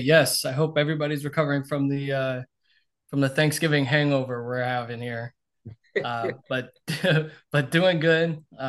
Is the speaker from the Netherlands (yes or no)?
no; Tampa, Florida, United States; I'm born and raised in Tampa.